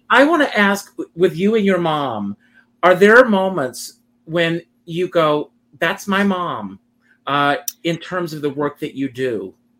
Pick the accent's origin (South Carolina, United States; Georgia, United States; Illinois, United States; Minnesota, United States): South Carolina, United States; Myrtle Beach; just outside of Myrtle Beach.